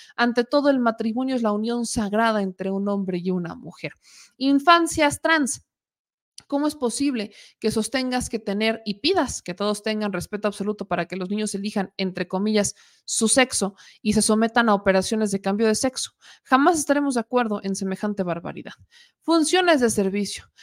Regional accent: Puebla, Mexico; soy poblana

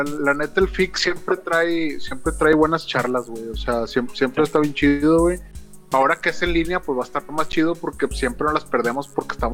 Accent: Monterrey, Nuevo León, Mexico; lo digo porque soy regio.

